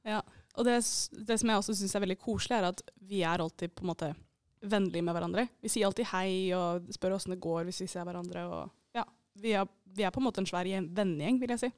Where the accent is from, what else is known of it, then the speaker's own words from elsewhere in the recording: Eidsvoll, Akershus, Norway; moved away as an adult; now in Bodø, Norway; jeg er fra Eidsvoll.